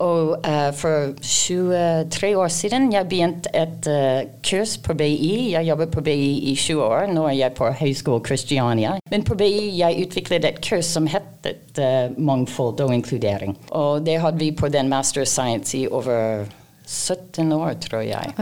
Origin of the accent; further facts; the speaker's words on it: Canada; Norwegian is a second language; now in Norway; jeg kommer opprinnelig fra Canada